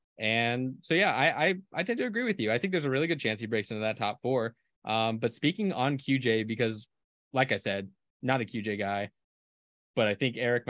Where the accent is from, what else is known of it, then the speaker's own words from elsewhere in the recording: California, United States; I'm from California and lived like an hour north of San Diego. So I had family down there.